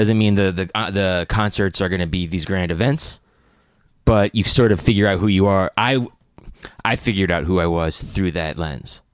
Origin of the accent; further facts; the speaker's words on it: upstate New York, United States; moved away as an adult; also born or lived in Atlanta / Athens / Nashville; now in New York, United States; I grew up upstate